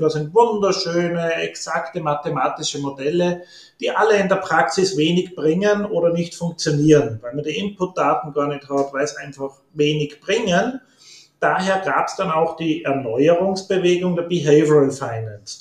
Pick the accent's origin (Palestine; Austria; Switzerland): Austria; Upper Austria; moved away as an adult; also born or lived in New Orleans; now in Innsbruck, Austria; ich komme aus Oberösterreich, ländliches Oberösterreich.